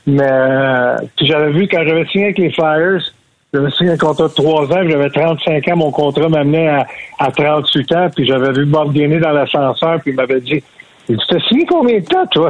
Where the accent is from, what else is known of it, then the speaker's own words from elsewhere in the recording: Montreal, Quebec, Canada; j'ai grandi à Rivière-des-Prairies